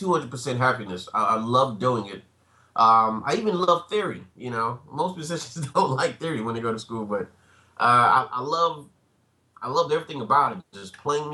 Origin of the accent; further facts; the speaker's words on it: Miami, Florida, United States; moved away as an adult; also born or lived in Tallahassee, Florida / DeKalb, Illinois / Port-au-Prince, Haiti; now in New York, United States; born and raised in Little Haiti, Miami. Basically just spent the first 18 years of my life there.